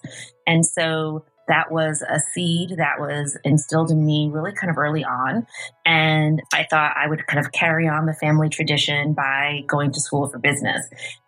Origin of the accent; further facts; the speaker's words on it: Tarrytown, New York, United States; also born or lived in Yonkers; I grew up here in Tarrytown. I was born in Yonkers, St. John's Riverside Hospital. And I grew up here in Tarrytown with my mom and my grandparents. I'm Westchester born and raised.